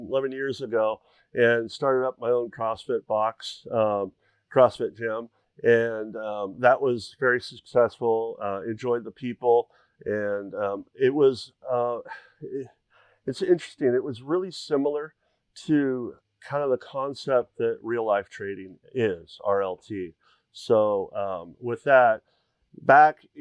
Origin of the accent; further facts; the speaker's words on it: the Northwest, Pacific Northwest, United States; moved away as an adult; now in Tucson, United States; I grew up in the Northwest all my life